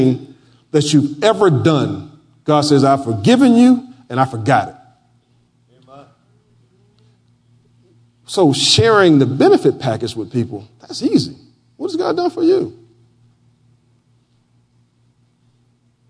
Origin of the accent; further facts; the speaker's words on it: Florida, United States; moved away; where I grew up in my hometown of Flora Home, Florida